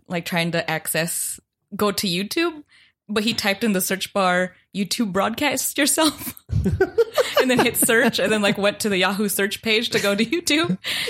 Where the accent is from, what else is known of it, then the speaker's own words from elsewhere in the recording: the Bay Area, California, United States; moved away; I'm from the Bay.